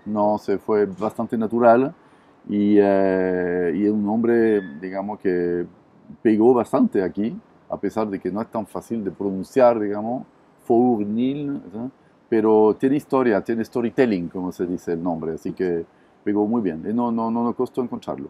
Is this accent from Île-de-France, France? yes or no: no; Montpellier, Occitania, France; Spanish is a second language; moved away as an adult; now in Chile; Sí, yo soy francés, soy originario del sur de Francia, de Montpellier